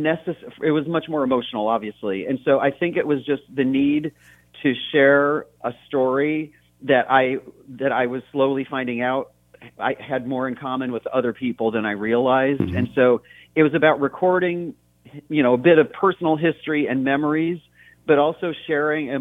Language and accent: English; Brockport, New York, United States; I was born and raised in Western New York State, between the cities of Rochester and Buffalo, in a little town called Brockport.